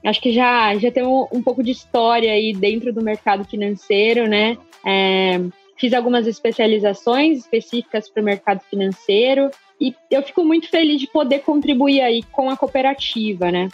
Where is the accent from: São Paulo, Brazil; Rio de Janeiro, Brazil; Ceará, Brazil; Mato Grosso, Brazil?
Mato Grosso, Brazil; Eu sou zootecnista, eu sou mato-grossense, né, vamos começar por aí, sou mato-grossense